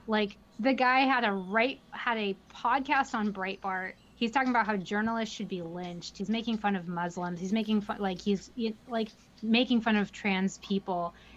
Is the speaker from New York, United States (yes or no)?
yes; New York, United States; I'm also from New York